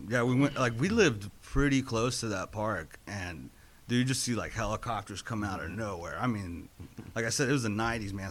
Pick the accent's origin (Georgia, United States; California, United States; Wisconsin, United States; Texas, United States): California, United States; Inglewood; I grew up in Los Angeles, um, Inglewood